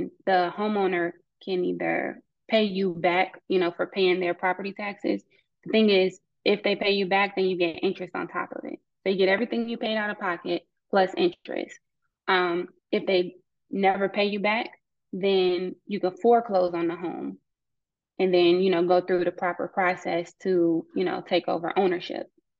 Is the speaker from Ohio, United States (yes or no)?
yes; Cleveland, Ohio, United States; moved away; I'm from Cleveland, Ohio, originally. And growing up, like, my family always talked about the tax sale